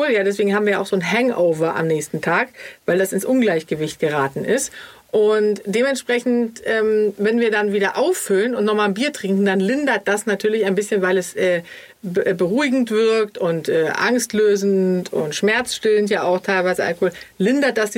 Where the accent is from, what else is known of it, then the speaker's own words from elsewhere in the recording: Sweden; Ich als Schwedin, da musst du ja gar nicht lange fragen.